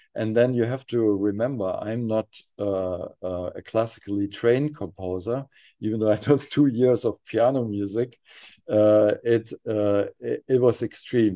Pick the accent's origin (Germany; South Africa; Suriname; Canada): Germany; near Frankfurt, Hesse; born or raised there